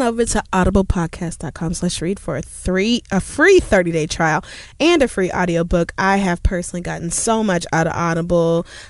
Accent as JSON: {"language": "English", "region": "Louisiana", "country": "United States", "moved": "yes", "lives_now": "New York, United States", "said": "I'm originally from Louisiana."}